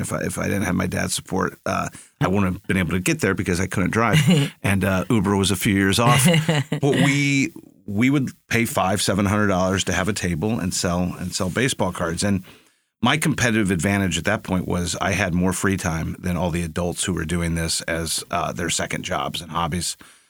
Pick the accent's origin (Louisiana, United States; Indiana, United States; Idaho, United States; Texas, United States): Texas, United States; San Antonio; also born or lived in Phoenix / Maryland / Ohio; I was born in Phoenix. I lived in, just lived there for a few years. And then I lived, my dad worked at the Pentagon for a little bit. So we lived in Maryland and in Ohio. But most of my life was spent in San Antonio.